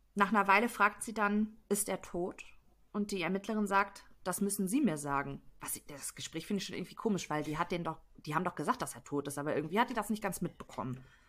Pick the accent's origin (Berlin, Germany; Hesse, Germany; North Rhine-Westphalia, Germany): North Rhine-Westphalia, Germany; Detmold; In Detmold, das ist mein Heimatfall. Ich habe ganz ah. lange Zeit in Detmold gewohnt